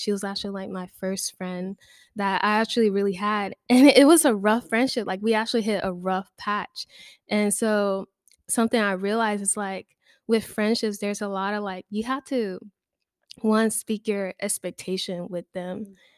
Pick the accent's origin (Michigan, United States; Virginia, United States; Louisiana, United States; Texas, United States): Louisiana, United States; Baton Rouge; moved away as an adult; now in Lafayette, United States; I'm from Baton Rouge, and I also came down to Lafayette for school